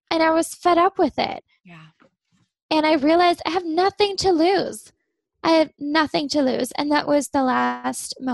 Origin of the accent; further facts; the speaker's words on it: Germany; now in Amsterdam, Netherlands; So my family's from Pittsburgh, but I grew up in Germany. I live in Amsterdam, Netherlands now.